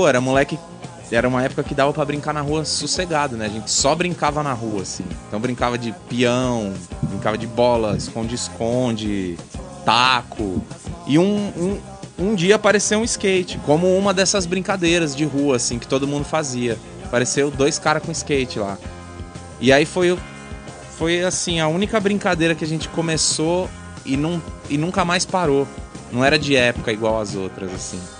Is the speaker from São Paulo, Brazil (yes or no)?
yes; São Bernardo do Campo, São Paulo, Brazil; also born or lived in Santo André; eu nasci em São Bernardo. nasci em São Bernardo, tá. Morei em Santo André por muito tempo. Minha avó é de Santo André